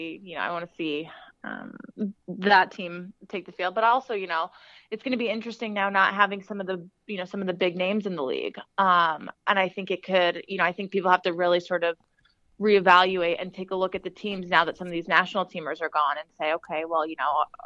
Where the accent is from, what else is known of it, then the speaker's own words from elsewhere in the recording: California, United States; now in Boston, United States; I'm originally from California.